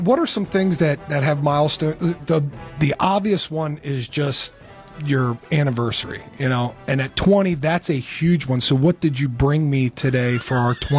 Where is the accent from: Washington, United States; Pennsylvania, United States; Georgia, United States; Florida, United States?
Pennsylvania, United States; York; moved away; I grew up in York.